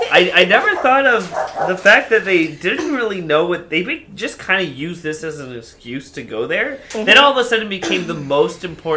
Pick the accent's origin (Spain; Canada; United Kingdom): Canada; As a Canadian